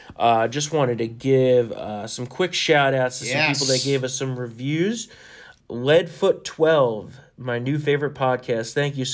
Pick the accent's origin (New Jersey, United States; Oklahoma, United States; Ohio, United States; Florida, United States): New Jersey, United States; We're from New Jersey. We curse a f***ing lot.